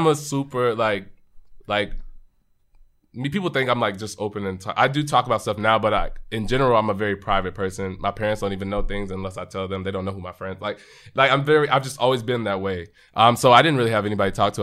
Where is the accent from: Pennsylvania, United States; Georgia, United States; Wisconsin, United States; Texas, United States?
Texas, United States; Arlington; we grew up in Arlington, Texas, so right outside of Dallas